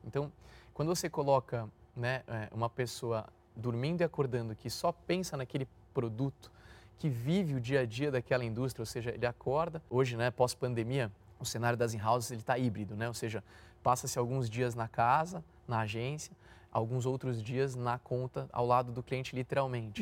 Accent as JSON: {"language": "Portuguese", "region": "São Paulo", "country": "Brazil", "tie": "born or raised there", "said": "Sou nascido e criado no Itaim Bibi"}